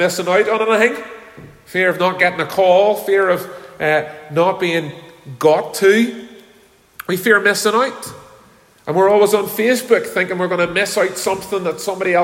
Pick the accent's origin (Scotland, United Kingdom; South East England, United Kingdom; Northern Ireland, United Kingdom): Northern Ireland, United Kingdom; Belfast; when I was a little boy, many years ago now, 49 years ago, when I was growing up in Belfast